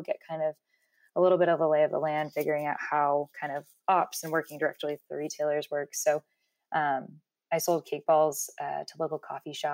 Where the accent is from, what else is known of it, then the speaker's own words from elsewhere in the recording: Dallas, Texas, United States; moved away as an adult; also born or lived in Colorado; I started my own little, business growing up in Dallas, when I was in high school